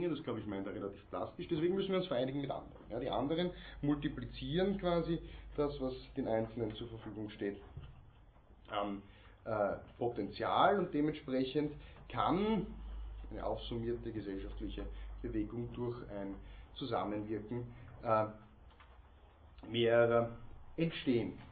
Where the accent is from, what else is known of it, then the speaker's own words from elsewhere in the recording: Austria; interessant nur für uns hier als Österreicher, Mitglieder der Europäischen Union